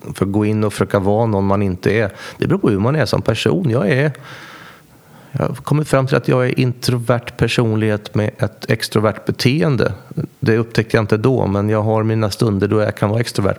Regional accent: Västervik, Kalmar County, Sweden; växte upp, gick eh, grundskolan i Västervik eh, och gick även gymnasiet.

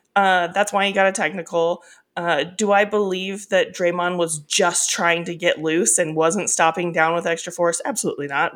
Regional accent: Northern California, United States; I'm from Northern California

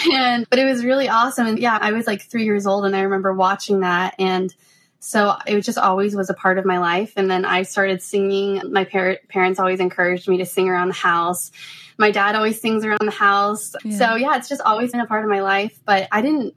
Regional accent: Denver, Colorado, United States; moved away as an adult; now in Nashville, United States; I am originally from Denver, Colorado

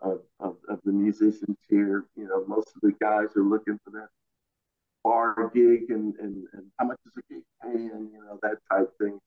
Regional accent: Elkin, North Carolina, United States; A little town called Elkin, North Carolina.

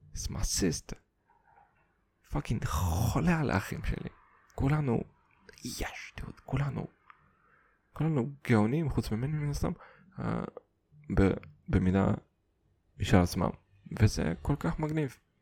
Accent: Kazakhstan; first language Russian; Hebrew is a second language; also born or lived in Siberia; now in Israel; נולדתי בקזחסטן

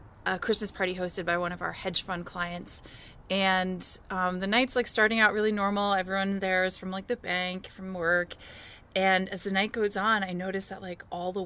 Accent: Connecticut, United States; now in Colorado, United States; I grew up in Connecticut

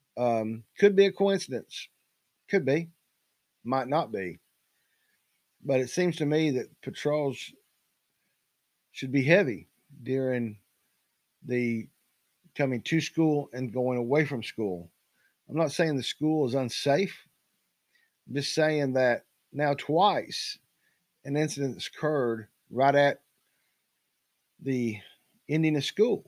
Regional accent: Knoxville, Tennessee, United States; I grew up in East Knox County across the Holston River.

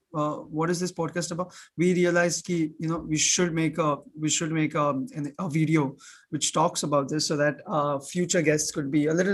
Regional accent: Muscat, Oman; also born or lived in India; me and Abhinav, we are from Muscat, Oman. People who don't know where Oman is, that's in the Middle East. It's in Asia also. But we come from a very diverse background.

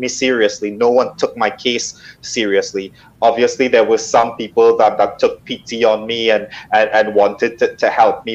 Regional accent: Trinidad & Tobago; moved away; I'm originally from Trinidad in the Caribbean

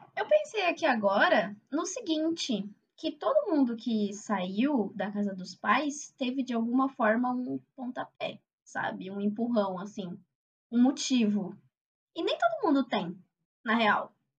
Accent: São Paulo, Brazil; eu sou da Zona Leste de São Paulo e o meu campus fica em Osasco

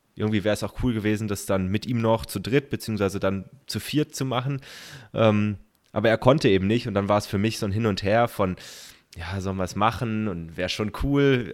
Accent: Kaiserstuhl, Baden-Württemberg, Germany; dann sind wir bei meiner oder in meiner Heimat gewesen, Kaiserstuhl

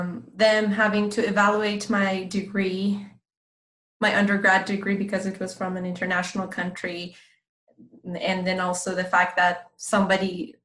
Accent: California, United States; English is a second language; And you know, I'm from Southern California, and in Southern California you have there's a huge Iranian community.

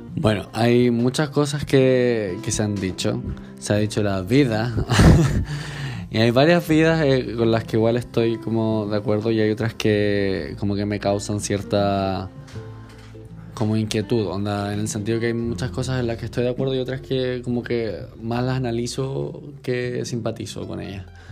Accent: Chile; como chilenos

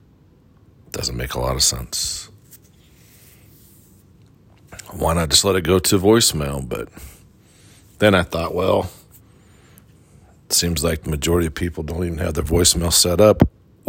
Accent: Midwest, United States; moved away; growing up in the Midwest

